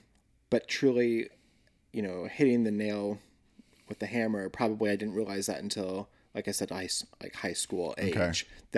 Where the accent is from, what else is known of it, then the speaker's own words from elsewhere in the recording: Linwood, Kansas, United States; Yeah. Right outside of Lawrence.